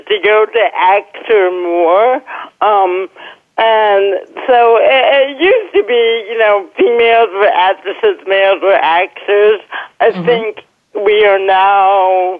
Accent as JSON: {"language": "English", "town": "Oak Park", "region": "Illinois", "country": "United States", "tie": "born or raised there", "also_born_or_lived": "Chicago / Kansas", "moved": "as an adult", "lives_now": "Los Angeles, United States", "said": "I grew up in the Chicago area, Oak Park, Illinois"}